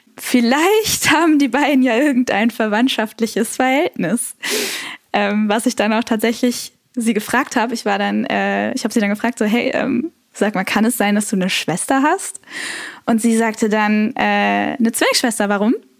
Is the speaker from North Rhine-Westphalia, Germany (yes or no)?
yes; Cologne, North Rhine-Westphalia, Germany; Ich bin äh, Kölnerin